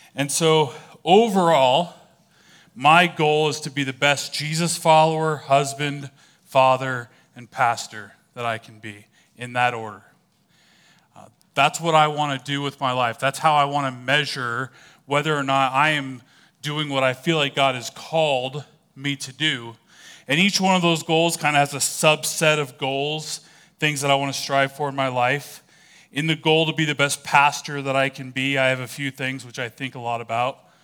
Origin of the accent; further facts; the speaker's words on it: California, United States; moved away; I was originally from California.